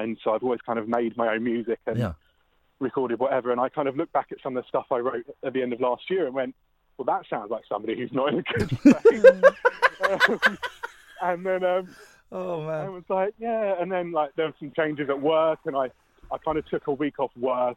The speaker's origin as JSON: {"language": "English", "town": "Dunstable", "region": "East of England", "country": "United Kingdom", "lives_now": "Luton, United Kingdom", "said": "I'm actually from Dunstable. I'm currently living in Luton"}